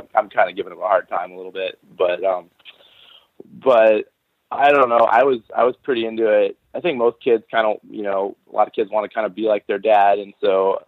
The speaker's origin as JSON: {"language": "English", "town": "Eagle River", "region": "Alaska", "country": "United States", "tie": "born or raised there", "said": "I grew up in Eagle River"}